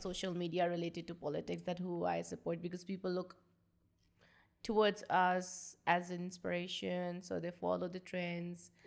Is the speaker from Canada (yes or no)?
no; Pakistan; I'm from Pakistan